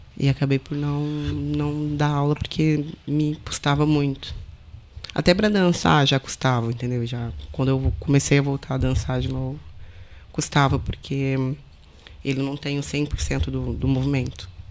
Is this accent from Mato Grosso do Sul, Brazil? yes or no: yes; Bonito, Mato Grosso do Sul, Brazil; now in Portugal; Não sou do Rio. Sou do Mato Grosso do Sul.